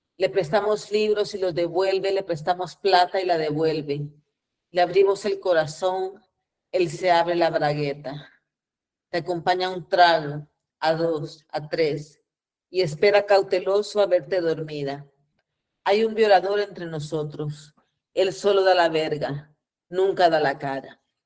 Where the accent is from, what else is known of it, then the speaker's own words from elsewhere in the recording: Guatemala; nací en Guatemala en el año 74 y como ustedes bien saben, Guatemala tuvo una guerra civil eh, que empezó en el 54, terminó en el 96. Así que a mí me tocó nacer y crecer en los peores años del conflicto armado